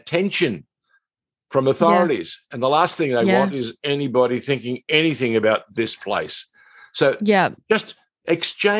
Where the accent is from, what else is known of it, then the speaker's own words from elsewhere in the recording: Sydney, New South Wales, Australia; when I was a young boy, growing up in Sydney